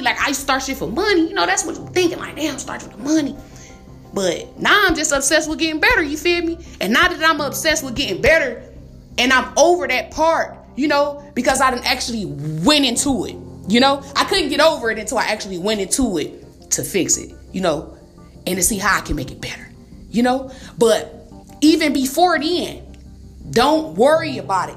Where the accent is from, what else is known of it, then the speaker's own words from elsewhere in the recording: Detroit, Michigan, United States; I'm from Detroit